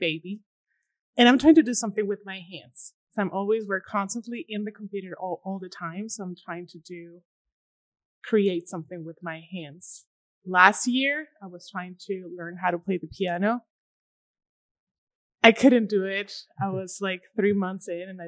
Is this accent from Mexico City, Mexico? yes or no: no; Durango, Mexico; English is a second language; moved away as an adult; also born or lived in Maine / New York; now in El Paso, United States; I'm originally from Durango. It's a small town in Mexico, Durango, Mexico. I decided to come to the States to learn English.